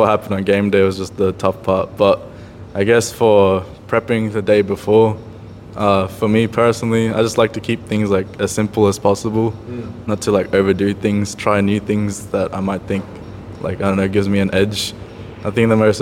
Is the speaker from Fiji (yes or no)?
yes; Fiji; I'm from Fiji.